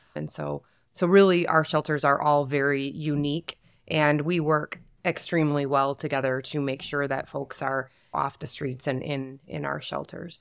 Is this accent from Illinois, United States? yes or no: no; Saginaw, Michigan, United States; I was born and raised in Saginaw